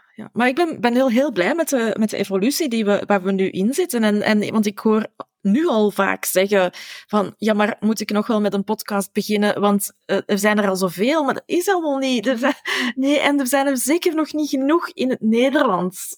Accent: Flanders, Belgium; wij Vlamingen

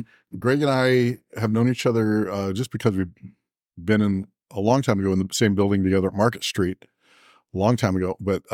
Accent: California, United States; Well, I grew up in Southern California

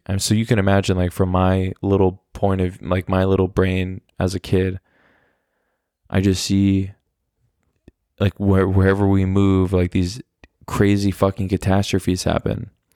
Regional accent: Oklahoma City, Oklahoma, United States; born or raised there; moved away as an adult; now in Germany

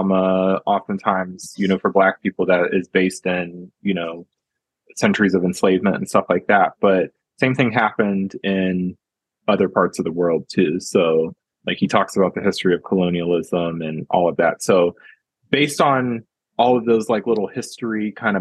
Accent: United States; I'm definitely American

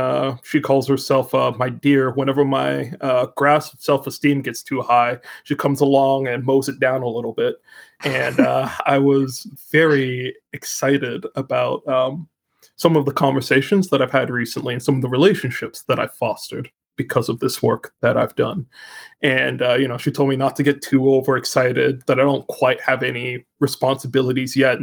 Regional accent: Canada; I am Canadian

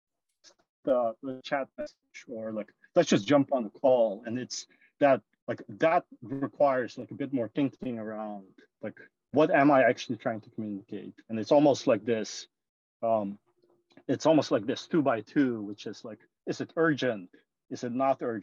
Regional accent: Suriname; moved away as an adult; also born or lived in Netherlands / London, United Kingdom; now in San Francisco, United States; I was born and raised in this tiny country called Suriname

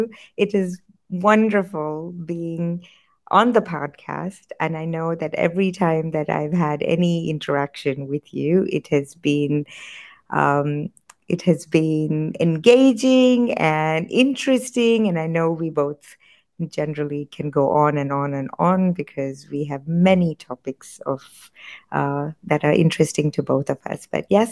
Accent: United States; born there; also born or lived in India; I was born in the United States and I grew up in full periods of time in both countries because my dad's job moved us between the two countries throughout my life till I was 20 years old.

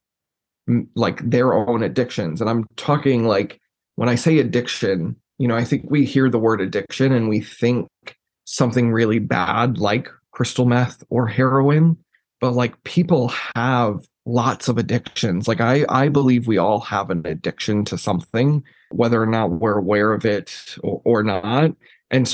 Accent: Texas, United States; also born or lived in Jerseyville, Illinois; growing up in Texas, it was very interesting

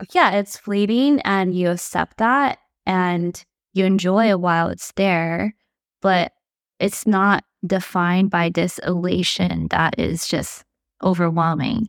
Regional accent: United States; we're the first generation to be born and raised in America

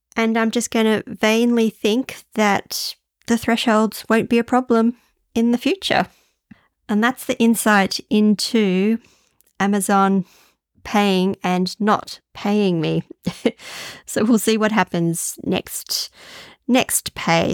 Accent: Australia; also born or lived in Denmark; I'm not sure if I could call myself a typical Australian

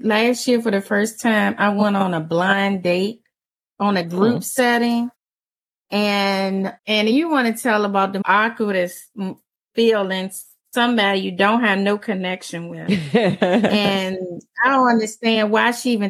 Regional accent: Emporia, Virginia, United States; I'm from Emporia, Virginia

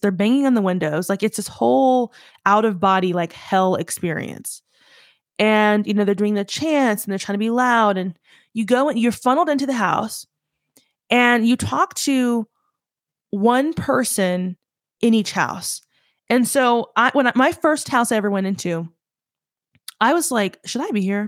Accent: the South, United States; I'm from the South

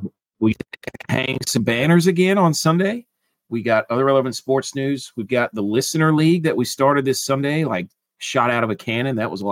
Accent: Texas, United States; It's chorizo, because I'm from Texas.

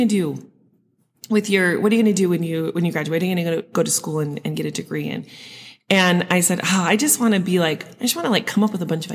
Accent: Sandy, Utah, United States; I grew up in Utah, in Sandy

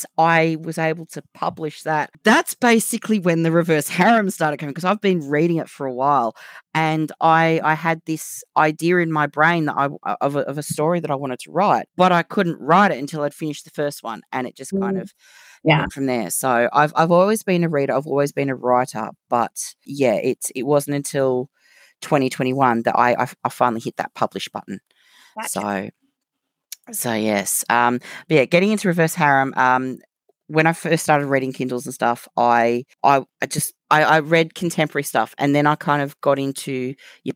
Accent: Australia; accent: Australian; moved away as an adult; now in United Kingdom; obviously by my accent, you can tell I'm Australian. However, I live in the UK. I've lived here since the end of 2015

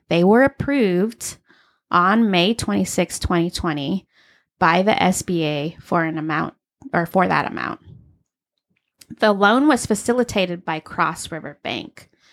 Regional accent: Arizona, United States; I grew up in Arizona.

